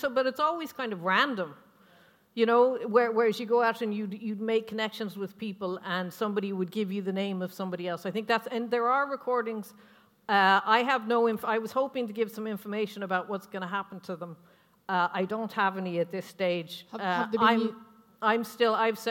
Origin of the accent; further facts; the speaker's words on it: United States; moved away as an adult; now in Ireland; I've lived in Ireland for 33 years or something, but I'm American